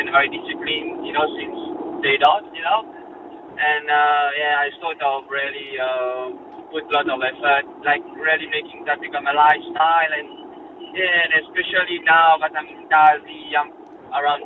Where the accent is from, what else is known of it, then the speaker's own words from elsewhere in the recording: Mauritius; now in Australia; I'm a Mauritian born. I come from Mauritius.